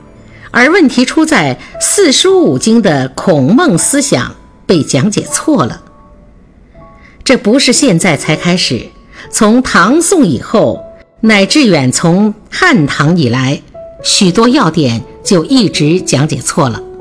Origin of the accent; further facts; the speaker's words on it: China; 这是我们中国历史非常重要的关键。身为中国人，这个历史关键是应该知道的。